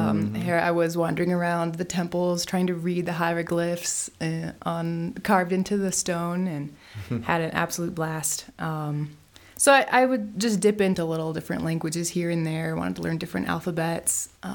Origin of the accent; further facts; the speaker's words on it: Michigan, United States; moved away; I grew up in Michigan